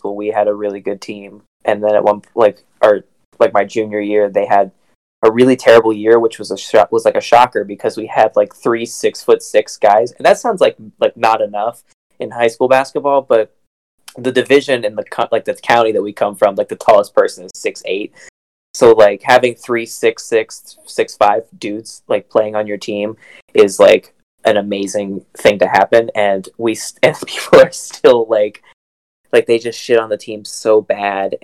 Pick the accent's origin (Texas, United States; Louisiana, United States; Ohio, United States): Ohio, United States; Southington; my hometown, Southington, Ohio